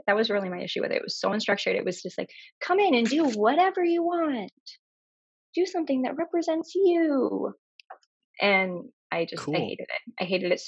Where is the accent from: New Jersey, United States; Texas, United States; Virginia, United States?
Virginia, United States; Northern; moved away as an adult; now in Boston, United States; I am from Virginia. I grew up right outside DC in Northern Virginia, and now okay. I live in Boston.